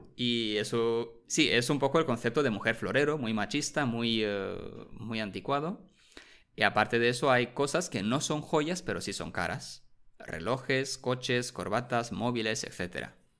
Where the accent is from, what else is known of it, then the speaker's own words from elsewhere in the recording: Romania; moved away; Yo recuerdo cuando era pequeño en mi pueblo de Rumanía